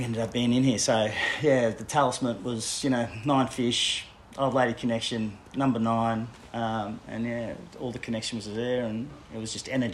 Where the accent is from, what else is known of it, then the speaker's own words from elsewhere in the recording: Brisbane, Queensland, Australia; also born or lived in Papua New Guinea / Netherlands / Tasmania; Did most of my growing up in a suburb called Corinda in Brisbane